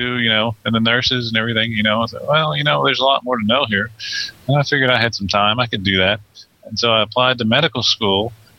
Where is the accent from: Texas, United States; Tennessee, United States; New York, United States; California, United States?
Texas, United States; Sweeney; also born or lived in Dallas / Galveston; I'm 42. I grew up in Sweeney, which is where Aaron grew up, which is a very small town in Texas. We both graduated from Sweeney High School.